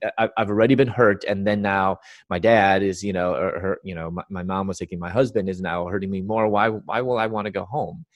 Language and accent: English; Chicago, Illinois, United States; was born and raised in Chicago